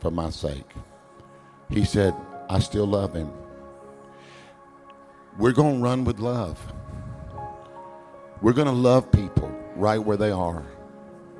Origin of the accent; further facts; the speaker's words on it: United States; I'm American.